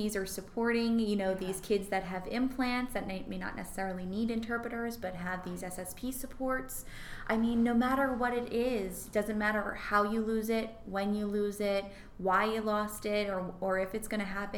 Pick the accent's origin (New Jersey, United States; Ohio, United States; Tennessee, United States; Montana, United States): New Jersey, United States; Old Bridge; I grew up in Cliffwood Beach, which is in the town of Old Bridge